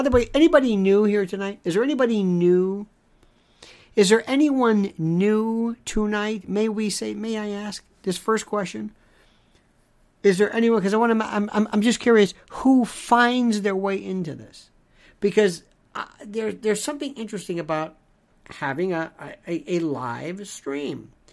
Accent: Tampa, Florida, United States; I loved growing up in Florida. I loved, in Tampa, Cuban food. Knew it all my life.

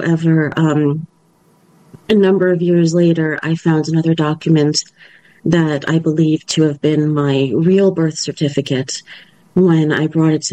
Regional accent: Merrick, New York, United States; moved away as an adult; also born or lived in London / Woodmere, New York / Maryland; I was born on Long Island, raised in New York. I did live a year in London, went back, lived in New York again most of my life

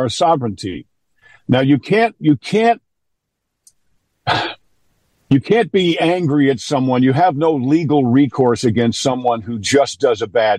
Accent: New York, United States; I'm from New York

